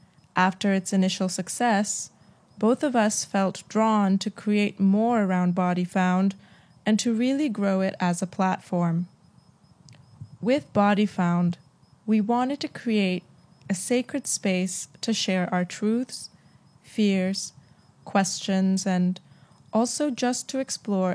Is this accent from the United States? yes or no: no; Jakarta, Indonesia; We were born and raised in Jakarta in a very Christian family